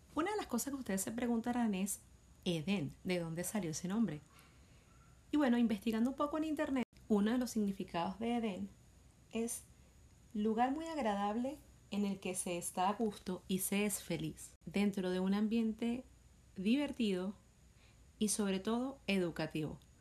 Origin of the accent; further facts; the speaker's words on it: Venezuela; Soy venezolana de nacimiento